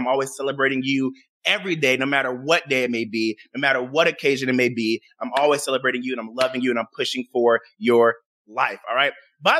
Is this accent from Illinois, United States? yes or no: yes; Chicago, Illinois, United States; I am from Chicago, Illinois. I was born and raised in Chicago, Illinois. So that is where my family resides.